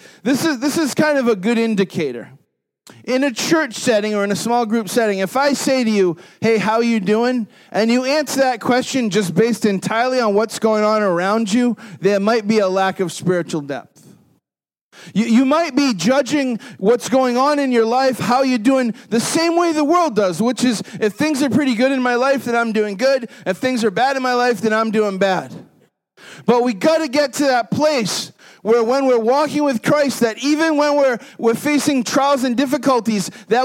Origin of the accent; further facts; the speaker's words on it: New England, United States; Growing up in New England